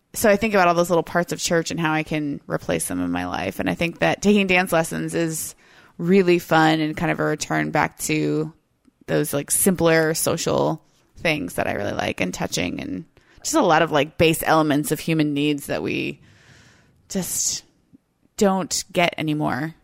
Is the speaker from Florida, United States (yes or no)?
yes; Florida, United States; now in Seattle, United States; I'm from the South, I'm from Florida